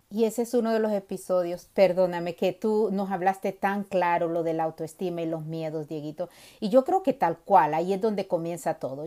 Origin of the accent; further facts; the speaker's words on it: Honduras; now in United States; nací en Honduras, eh, pero he vivido en las dos costas de, Estados Unidos